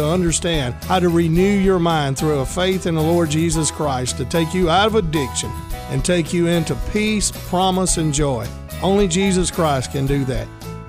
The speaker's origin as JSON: {"language": "English", "town": "Boonville", "region": "Mississippi", "country": "United States", "tie": "born or raised there", "said": "I grew up in Boonville."}